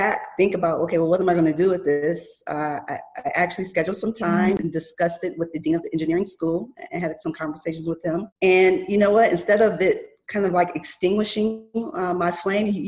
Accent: Buffalo, New York, United States; moved away as an adult; also born or lived in Rochester, New York; now in Arizona, United States; I'm from Buffalo, New York

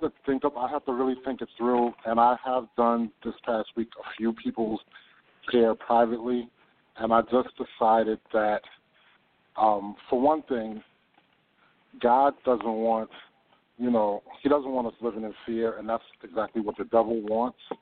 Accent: Hackensack, New Jersey, United States; also born or lived in Harlem, New York; now in Arizona, United States; I'm originally from New Jersey, Hackensack, New Jersey, but I've spent my last 25 years in Harlem

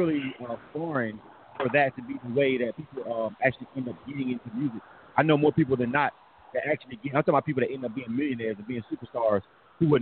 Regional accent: the South, United States; now in Atlanta, United States; I'm from the South

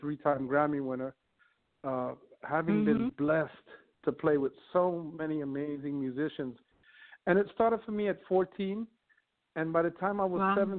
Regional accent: New York City, New York, United States; I grew up in the Bronx my whole life

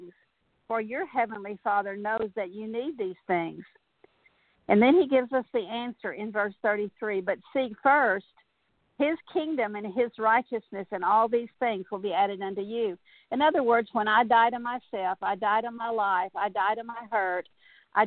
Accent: South Texas, United States; I grew up in South Texas

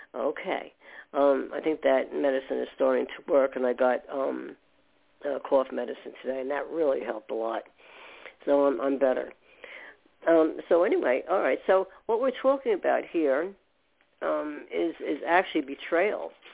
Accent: New York, United States; I was born in New York

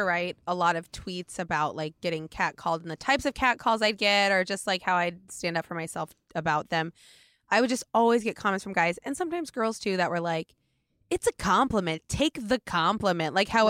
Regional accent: Oregon, United States; No, yeah, I'm from outside of Portland. And right when you get outside of Portland, it

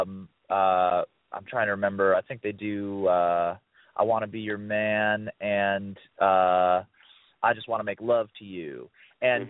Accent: Ohio, United States; the same town that I grew up in in Ohio

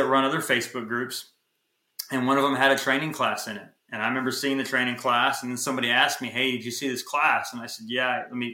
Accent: Texas, United States; We don't have those in Texas. We're from Texas

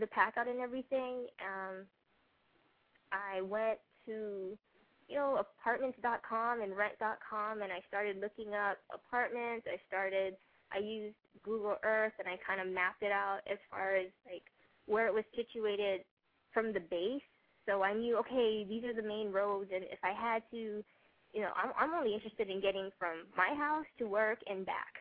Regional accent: Hawaii, United States; also born or lived in San Diego / Japan; now in Memphis, United States; I'm from Hawaii, and I've never lived anywhere further than San Diego prior to going to Japan

